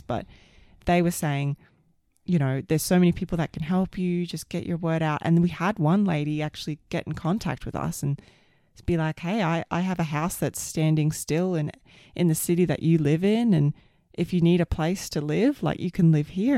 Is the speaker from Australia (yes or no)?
yes; Queensland, Australia; moved away as an adult; also born or lived in Sydney, Australia; now in Canada; I'm an Aussie and lived my whole life in Australia